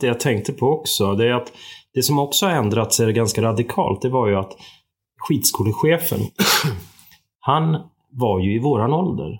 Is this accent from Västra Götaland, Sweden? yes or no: no; Upplands Väsby, Stockholm County, Sweden; accent: Stockholm; moved away as an adult; now in Sälen, Sweden; Och jag kommer ju från Stockholm, Upplands Väsby grunden och eh, flyttade hit 89 och har blivit kvar sedan dess